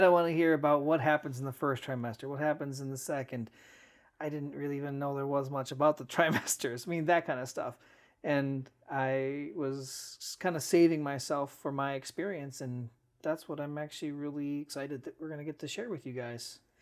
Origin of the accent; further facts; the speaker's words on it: Cleveland, Ohio, United States; also born or lived in Lakewood, Ohio; Grew up right here in the greater Cleveland area